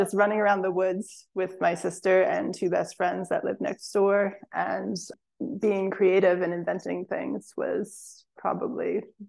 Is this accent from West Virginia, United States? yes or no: yes; West Virginia, United States; now in Spruce Pine, United States; Yeah, I grew up in West Virginia, so a little bit north of here, but still Appalachia.